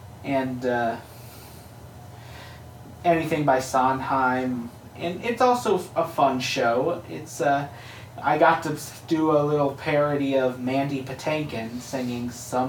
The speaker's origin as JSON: {"language": "English", "town": "Crown Point", "region": "Indiana", "country": "United States", "tie": "born or raised there", "also_born_or_lived": "Hammond, Indiana", "said": "I'm from Crown Point."}